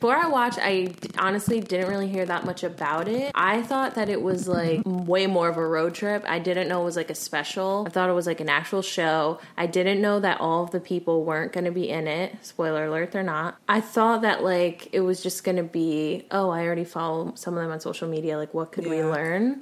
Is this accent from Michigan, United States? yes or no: no; New Jersey, United States; I'm from Jersey.